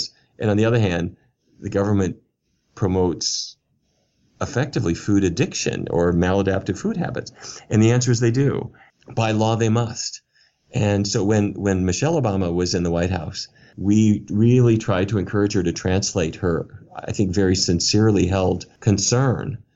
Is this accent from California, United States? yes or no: no; Fargo, North Dakota, United States; I grew up in Fargo, North Dakota